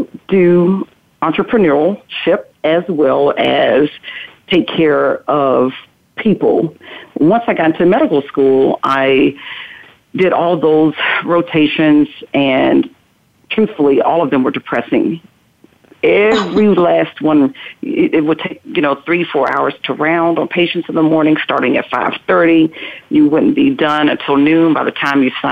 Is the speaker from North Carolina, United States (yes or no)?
yes; North Carolina, United States; I am originally from North Carolina